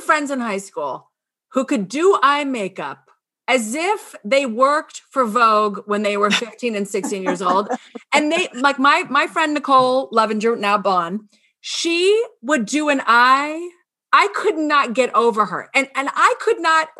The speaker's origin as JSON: {"language": "English", "town": "Scarsdale", "region": "New York", "country": "United States", "also_born_or_lived": "Winter Park, Florida", "moved": "yes", "said": "I'm from Scarsdale"}